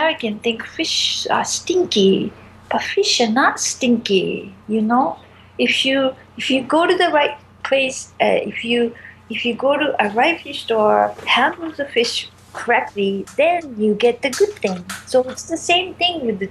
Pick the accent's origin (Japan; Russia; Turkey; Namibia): Japan; moved away as an adult; also born or lived in China / San Francisco / New York; now in Montreal, Canada; I grew up in Japan